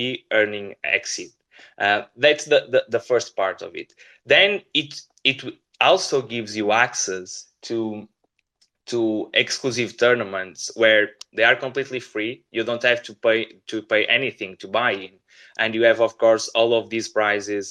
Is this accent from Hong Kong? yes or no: no; Portugal; we are from Portugal